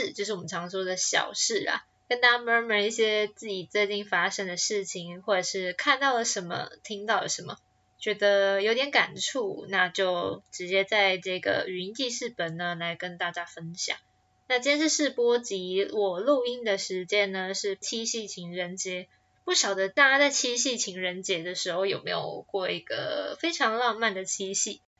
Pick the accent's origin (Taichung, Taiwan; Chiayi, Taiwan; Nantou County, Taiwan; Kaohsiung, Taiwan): Taichung, Taiwan; moved away as an adult; now in Taipei, Taiwan; 我来到台北也四年了，我当初是因为考上台北的大学，所以我从台中搬到台北来哦。